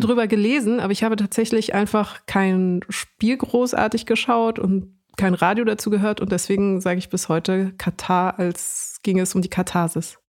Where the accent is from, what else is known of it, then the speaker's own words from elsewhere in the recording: Munich, Bavaria, Germany; ich wurde in München geboren und bin hier auch mhm. aufgewachsen